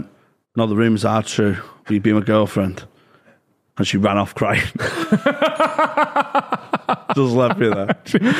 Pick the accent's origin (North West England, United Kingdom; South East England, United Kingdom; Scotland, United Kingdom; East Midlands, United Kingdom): North West England, United Kingdom; Gorton